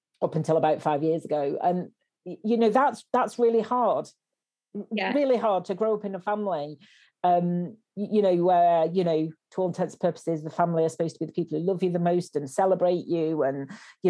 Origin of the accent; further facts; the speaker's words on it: Wigan, North West England, United Kingdom; now in Bristol, United Kingdom; I live in Bristol, but I'm originally from Wigan